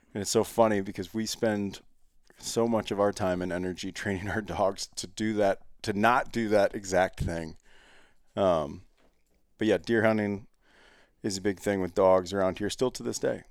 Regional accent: Ohio, United States; I grew up in Ohio

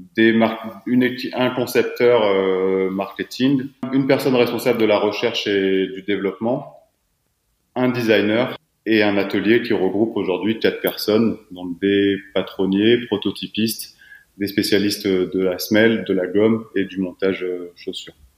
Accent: south-east France, France; now in Annecy, France; je suis originaire du sud-est de la France. je suis annécien depuis une dizaine d'années maintenant

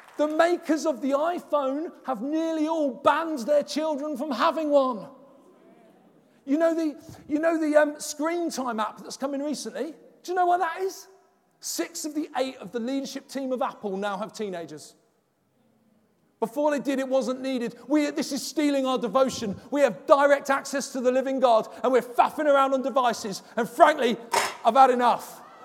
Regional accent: London, United Kingdom; accent: Cockney; moved away as an adult; also born or lived in Halesowen, West Midlands; I'm from London

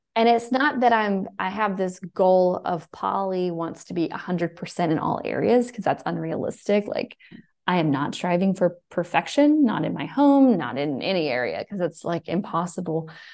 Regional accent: Fairhope, Alabama, United States; also born or lived in New York; I'm from Alabama. I'm actually from Fairhope

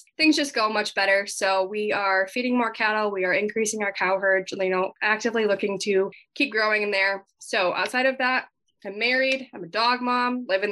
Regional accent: Southwest Minnesota, United States; I was born and raised in Southwest Minnesota. I grew up on my family's farm

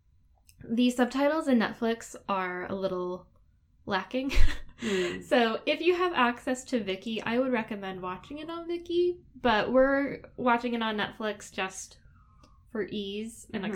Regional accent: United States; accent: American; my dumb American accent

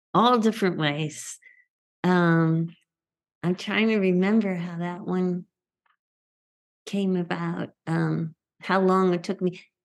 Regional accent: Northeast, United States; growing up in the Northeast

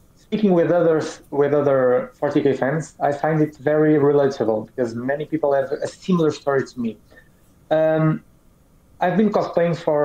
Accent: Portugal; English is a second language; I am from Europe, a country called Portugal

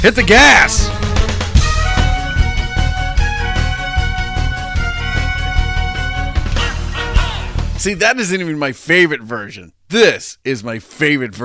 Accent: Boston, Massachusetts, United States; I'm from Boston

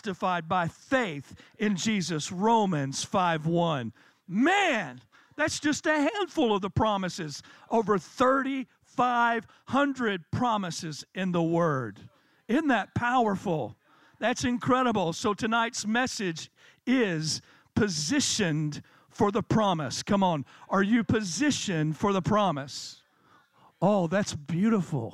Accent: Tennessee, United States; I'm from Tennessee

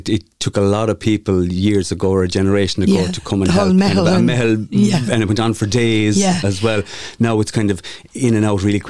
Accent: Mount Shannon, County Clare, Ireland; I'm Kilvertira, Mount Shannon, County Clare, up in the mountains, as we can look out here when we come out of this building up there. Very rural. Very much Mount Shannon

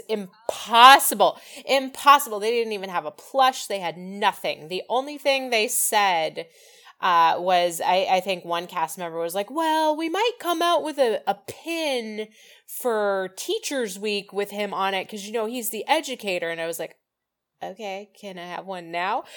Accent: West Coast, United States; I grew up on the West Coast

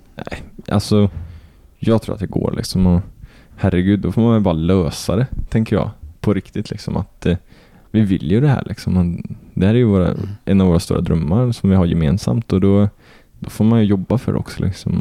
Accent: Kil, Värmland, Sweden; jag är inte ens från Arvika, jag är ju från Kil

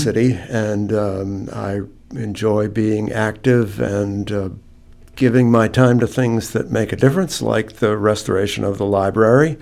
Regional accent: New Hampshire, United States; moved away as an adult; now in Gloucester, United States; I grew up in New Hampshire.

